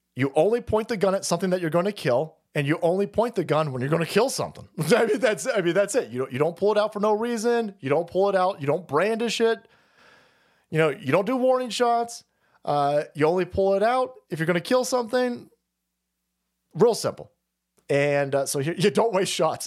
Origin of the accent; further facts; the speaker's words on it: United States; I'm an American